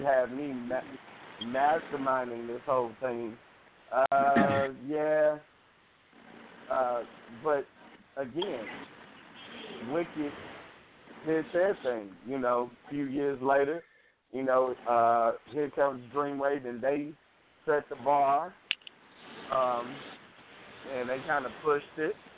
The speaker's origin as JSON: {"language": "English", "town": "Chicago", "region": "Illinois", "country": "United States", "said": "I'm from Chicago"}